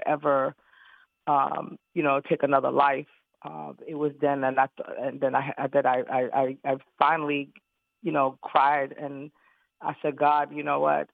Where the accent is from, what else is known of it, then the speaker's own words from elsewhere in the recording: New York City, New York, United States; I'm originally from Brooklyn, New York